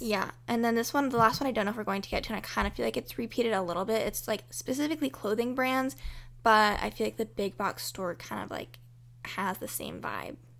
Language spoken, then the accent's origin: English; United States; as American people that celebrate Thanksgiving